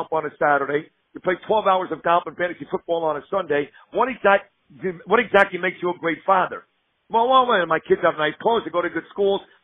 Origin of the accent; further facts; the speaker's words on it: New York City, New York, United States; I grew up in Brooklyn, New York